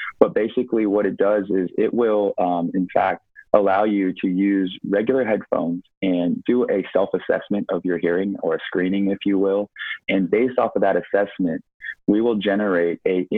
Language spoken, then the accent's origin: English; Silicon Valley, California, United States; I was actually born and raised in Silicon Valley